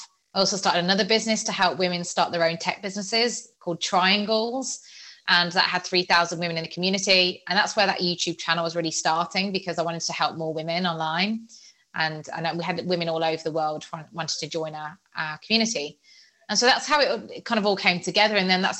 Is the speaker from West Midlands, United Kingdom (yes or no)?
yes; Birmingham, West Midlands, United Kingdom; accent: Birmingham; now in Nottingham, United Kingdom; I was at Nottingham Trent University. I'm originally from Birmingham and had a really strong Birmingham accent.